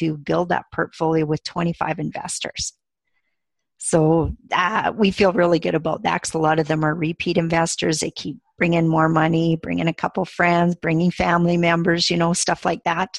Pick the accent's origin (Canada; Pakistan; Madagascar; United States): Canada; we're from Canada